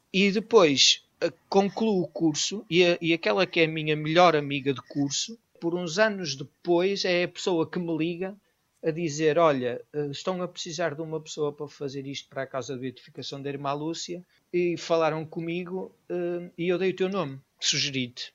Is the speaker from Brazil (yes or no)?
no; Portugal; also born or lived in Venezuela; eu não nasci em Portugal, Sou filho de pais imigrantes, como tantos portugueses